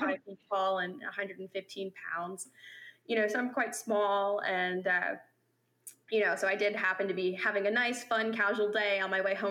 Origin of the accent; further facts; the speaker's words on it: Maryland, United States; moved away as an adult; now in Florida, United States; my hometown in Maryland.